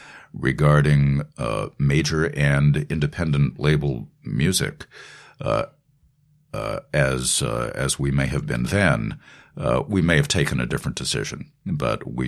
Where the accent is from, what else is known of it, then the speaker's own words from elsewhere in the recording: Boston, Massachusetts, United States; moved away as an adult; now in New York, United States; growing up in Boston, not New York, Los Angeles, or Nashville or London